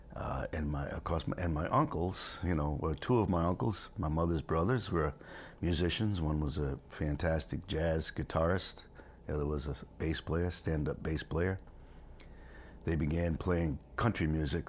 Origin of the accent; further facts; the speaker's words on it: Rhode Island, United States; also born or lived in Stonington, Connecticut; I was born in Rhode Island